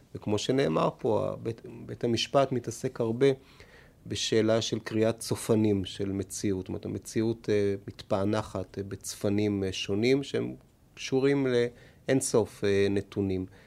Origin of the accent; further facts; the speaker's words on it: Tel Aviv, Tel Aviv District, Israel; או אני מפלורנטין, או מאיפה שנולדתי בדרום תל אביב